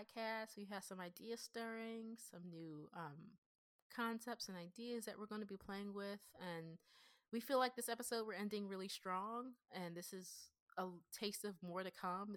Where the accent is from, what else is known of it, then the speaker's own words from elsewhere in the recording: Pennsylvania, United States; accent: Pennsylvanian; I sound like a Pennsylvanian black girl who was raised in the WAC suburbs